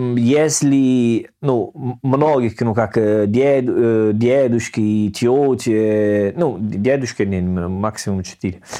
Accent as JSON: {"language": "Russian", "country": "Italy", "also_born_or_lived": "Salerno", "second_language": "Russian", "moved": "yes", "lives_now": "Saint Petersburg, Russia", "said": "я был итальянец. Ну, может быть, они слышали мой акцент"}